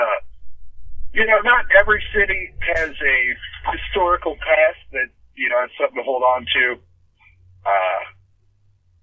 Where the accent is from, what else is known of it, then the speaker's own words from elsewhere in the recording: Kansas City, United States; my hometown of Kansas City